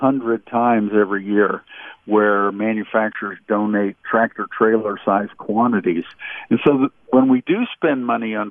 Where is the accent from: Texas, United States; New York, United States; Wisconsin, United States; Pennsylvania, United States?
Pennsylvania, United States; Pittsburgh area; born or raised there; moved away